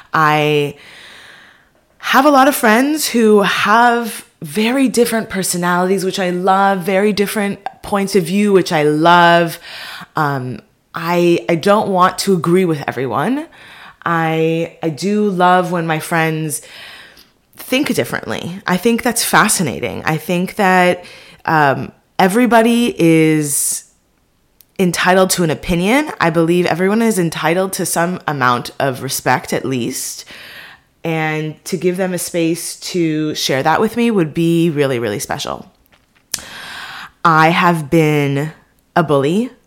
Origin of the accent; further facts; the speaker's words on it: Beverly Hills, California, United States; now in Los Angeles, United States; that I'm Jewish, I'm living in LA, that I grew up in Beverly Hills, you know, that I'm just a first generation American.